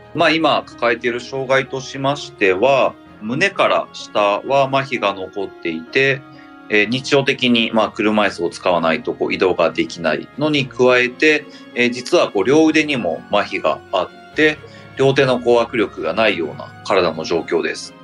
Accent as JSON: {"language": "Japanese", "region": "Nara", "country": "Japan", "tie": "born or raised there", "moved": "as an adult", "lives_now": "Edogawa, Tokyo, Japan", "said": "地元の奈良に戻りまして"}